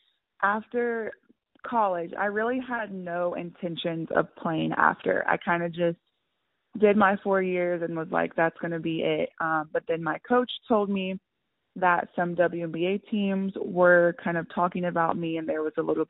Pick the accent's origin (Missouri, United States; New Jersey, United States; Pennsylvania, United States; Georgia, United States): Georgia, United States; I grew up in Georgia. I'm a Southern girl